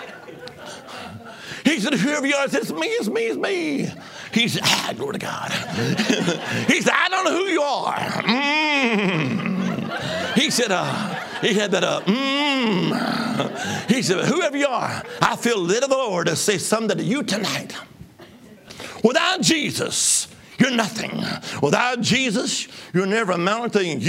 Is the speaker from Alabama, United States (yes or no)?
yes; Alabama, United States; I was from Alabama